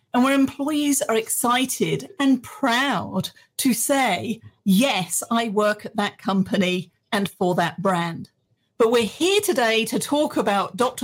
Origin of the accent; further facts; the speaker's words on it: England, United Kingdom; moved away as an adult; now in Texas, United States; I was born in England.